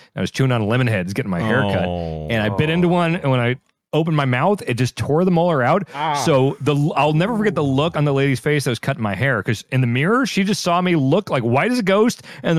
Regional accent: Kansas, United States; Well, I grew up in Kansas, and that seems like some hillbilly shit.

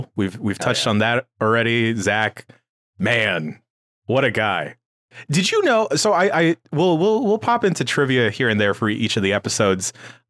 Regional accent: San Francisco, California, United States; Yeah, born and raised in San Francisco.

